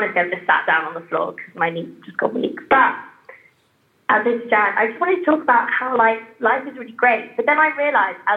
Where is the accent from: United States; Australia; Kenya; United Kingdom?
United Kingdom; England; accent: British; as an English person in my head, my accent just sounds awful in comparison to yours